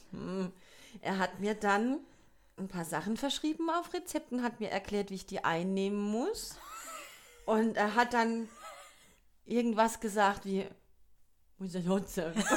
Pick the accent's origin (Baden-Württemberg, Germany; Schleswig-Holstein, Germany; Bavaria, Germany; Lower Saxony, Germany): Baden-Württemberg, Germany; Kurpfalz; accent: Kurpfälzisch; ich höre mich halt an wie eine Kurpelzerin, die halt Englisch babbelt.